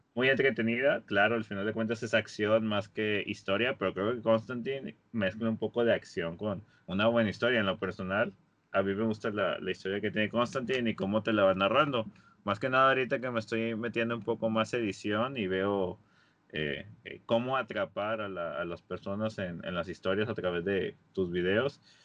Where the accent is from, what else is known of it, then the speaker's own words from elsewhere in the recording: Monterrey, Nuevo León, Mexico; somos de la Sultana del Norte, estamos aquí eh, en Monterrey